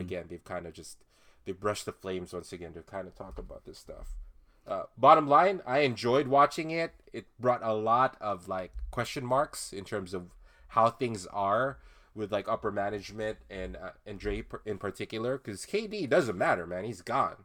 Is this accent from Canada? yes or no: no; Philippines; as a Filipino uh, Filipino dude